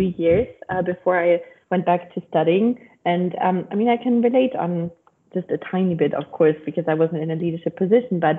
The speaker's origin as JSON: {"language": "English", "country": "Germany", "second_language": "English", "said": "I'm German, I speak"}